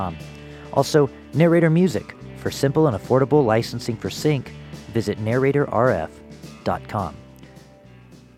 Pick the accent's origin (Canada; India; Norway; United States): United States; Louisville, Colorado; I grew up in Louisville, same spelling, Colorado